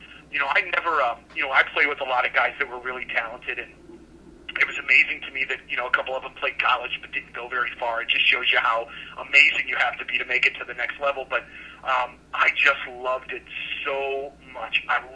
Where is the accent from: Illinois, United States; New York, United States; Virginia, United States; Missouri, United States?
Missouri, United States; Florissant; where I grew up in Florissant